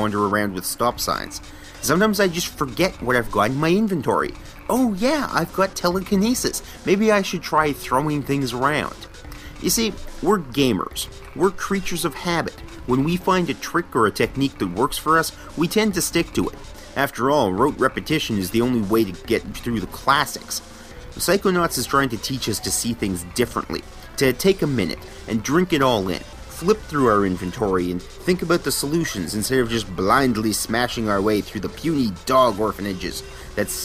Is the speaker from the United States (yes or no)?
no; Canada; I'm Canadian